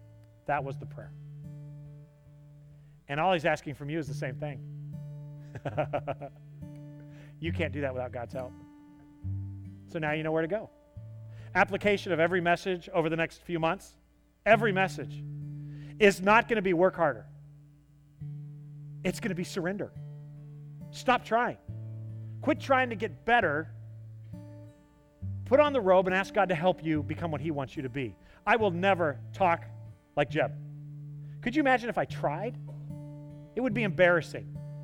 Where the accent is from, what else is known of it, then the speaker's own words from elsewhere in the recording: the South, United States; I'm a Southerner. One day, I'll probably buy square-toed boots.